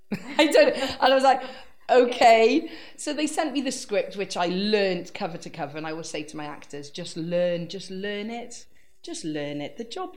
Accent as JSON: {"language": "English", "region": "Wales", "country": "United Kingdom", "said": "I didn't realise that being quirky and kooky and just being me and being Welsh would be the foundation of a career."}